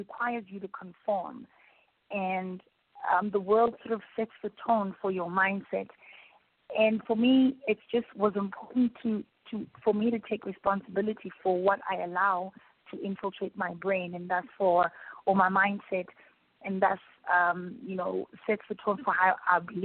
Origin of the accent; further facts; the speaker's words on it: South Africa; particularly in South Africa, we were given freedom